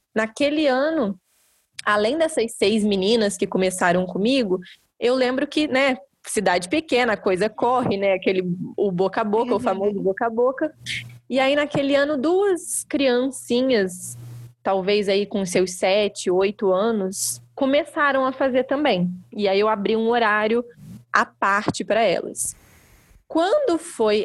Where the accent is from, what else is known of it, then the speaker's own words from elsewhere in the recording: Barão de Juparanã, Rio de Janeiro, Brazil; now in Vassouras, Brazil; Eu sou nascida e criada em Barão de Juparanã